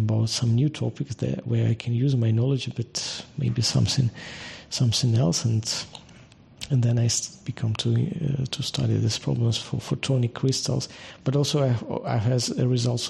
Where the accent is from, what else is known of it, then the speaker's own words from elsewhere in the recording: Kharkiv, Kharkiv Oblast, Ukraine; I'm originally from Ukraine. I was born in Ukraine and spent the most of my life there. In particular, I finished my the university here. My hometown is Kharkiv.